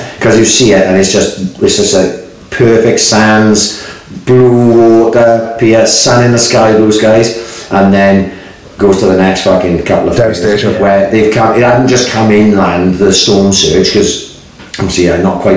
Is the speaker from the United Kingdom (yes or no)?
yes; Swansea, Wales, United Kingdom; I grew up in Mount Pleasant as well, only halfway up the hill